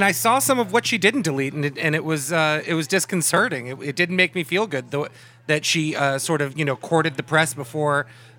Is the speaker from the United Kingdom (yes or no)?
yes; United Kingdom; now in United States; I was born in Great Britain.